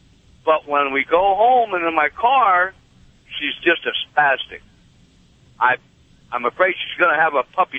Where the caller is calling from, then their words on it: Iowa, United States; I'm in Iowa today.